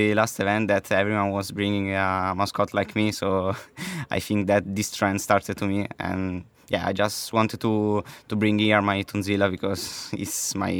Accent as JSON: {"language": "English", "town": "Maranello", "region": "Emilia-Romagna", "country": "Italy", "said": "I'm 17 years old. I'm from Maranello"}